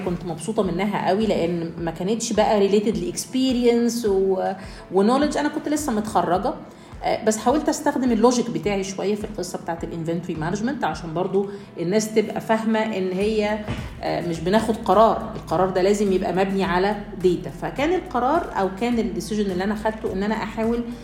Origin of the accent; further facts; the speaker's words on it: Egypt; عندنا في مصر